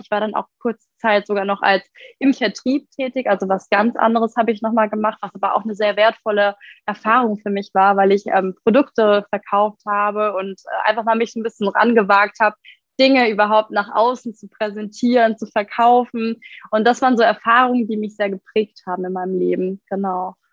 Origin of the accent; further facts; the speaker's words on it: Frankfurt, Hesse, Germany; Ich komme ja hier aus Frankfurt.